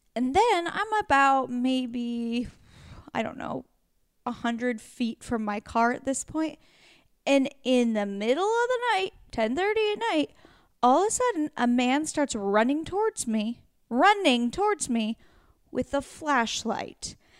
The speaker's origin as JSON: {"language": "English", "region": "Pacific Northwest", "country": "United States", "moved": "yes", "said": "I'm from the Pacific Northwest"}